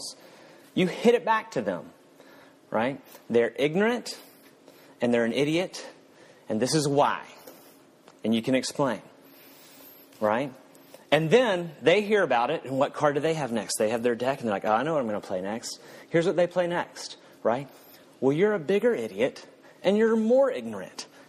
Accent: the South, United States; I'm from the South

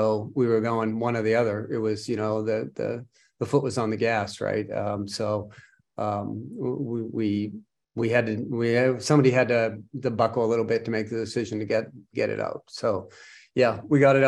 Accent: Boston, Massachusetts, United States; I was born and raised in Boston. Yeah, just outside of Boston, about 15, 20 miles north of Boston

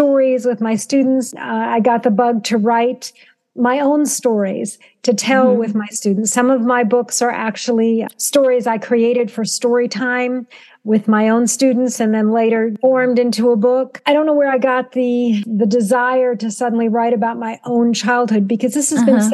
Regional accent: Southern Virginia, United States; a Jewish child of an immigrant father growing up in Southern Virginia during the 1960s

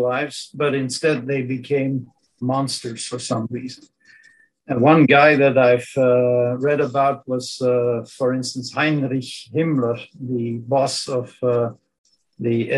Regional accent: Belgium; first language Dutch; English is a second language; I'm a Belgian. My native language is Dutch, Southern Dutch, to be precise

